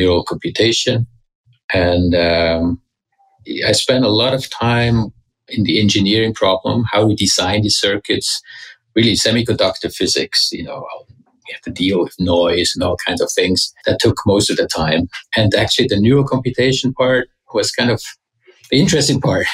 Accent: Switzerland; moved away as an adult; also born or lived in Zurich; now in United States; I grew up in Switzerland.

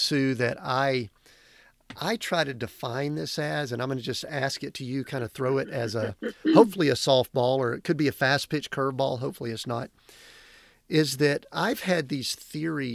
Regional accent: the Southern Baptist part of the U.S., United States; I grew up in Southern Baptist part of the U.S.

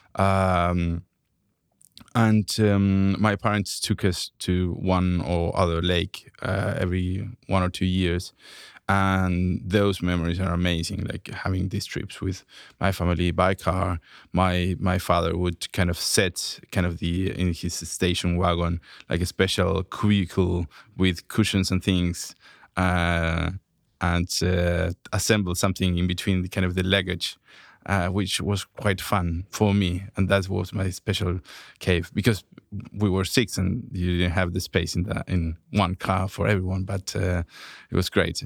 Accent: Santiago, Santiago Metropolitan Region, Chile; moved away as an adult; I grew up in Santiago, Chile

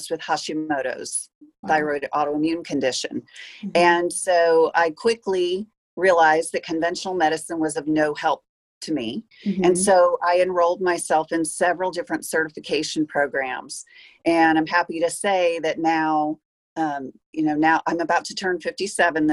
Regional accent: Peoria, Illinois, United States; I was born in Peoria

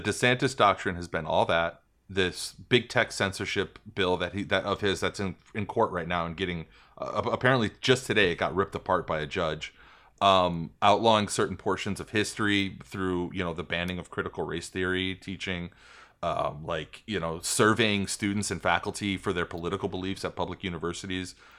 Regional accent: Smithtown, New York, United States; was born and raised in my hometown, Smithtown, New York

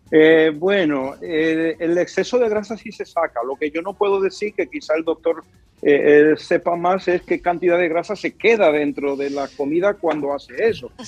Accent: Cibao, Dominican Republic; yo soy cibaeño.

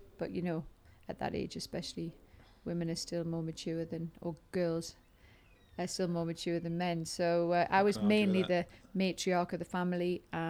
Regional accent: North East England, United Kingdom; accent: Geordie; you do my Geordie accent?

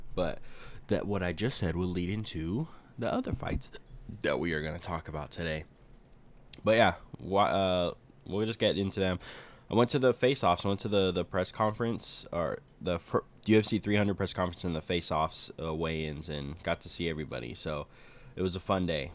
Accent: Arizona, United States; I'm from Arizona

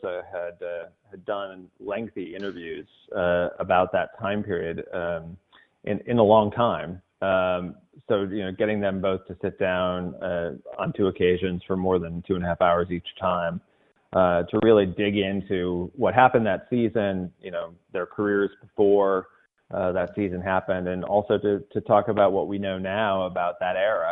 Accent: Edwardsville, Illinois, United States; moved away as an adult; now in Los Angeles, United States; I grew up in Edwardsville, Illinois, just outside St. Louis, grew up Cardinal fan.

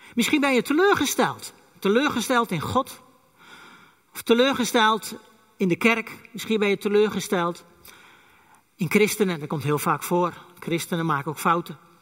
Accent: Friesland, Netherlands; first language West Frisian; Dutch is a second language; Ik ben een echte Fries

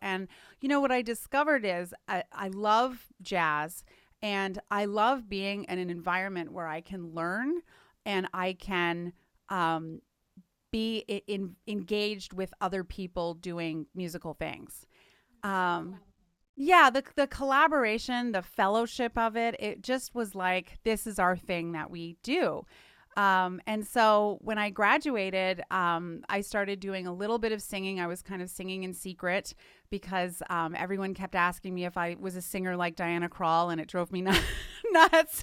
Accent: Canada; moved away; I'm from Canada originally

